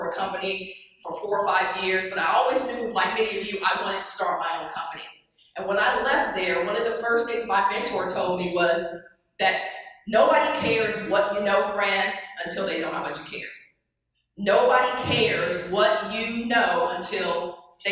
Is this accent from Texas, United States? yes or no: yes; Dallas, Texas, United States; I grew up in Dallas, as Cindy mentioned, played on a state championship team at the University of at South Oak Cliff